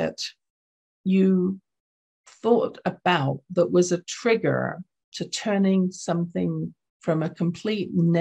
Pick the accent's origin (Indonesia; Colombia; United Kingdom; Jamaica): United Kingdom; London; accent: English; now in Canada; what I saw growing up in my household, which was in London, England. You can tell from my accent, I wasn't born in Canada.